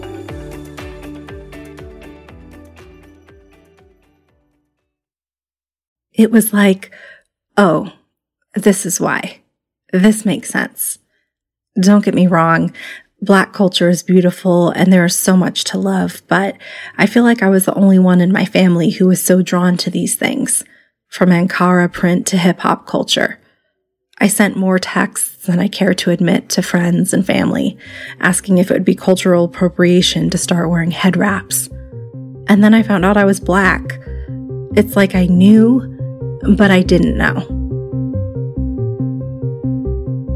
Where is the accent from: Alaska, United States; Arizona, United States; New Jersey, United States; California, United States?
Arizona, United States; Tucson; I'm 36 years old. And I'm from Tucson, Arizona